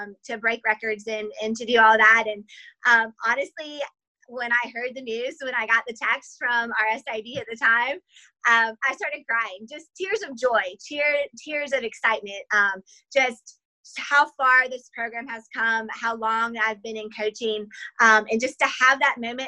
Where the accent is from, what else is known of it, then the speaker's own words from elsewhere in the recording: Spartanburg, South Carolina, United States; I grew up here in Spartanburg, and so this is home to me